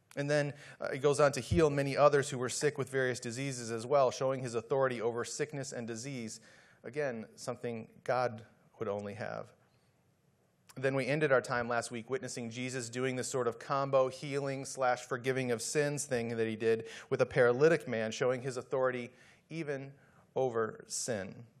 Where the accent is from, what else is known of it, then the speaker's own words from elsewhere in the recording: Midwest, United States; moved away as an adult; also born or lived in Dallas / San Antonio; I was just a kid growing up in the Midwest